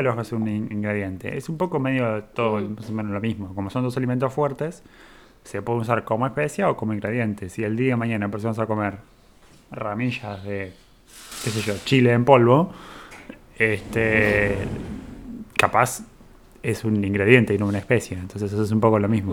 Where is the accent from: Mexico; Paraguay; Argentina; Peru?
Argentina; en Argentina tenemos una gran descendencia italiana